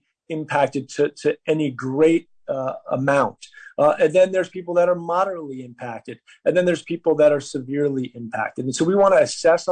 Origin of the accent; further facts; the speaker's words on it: New York, United States; I come from New York, and I come from a family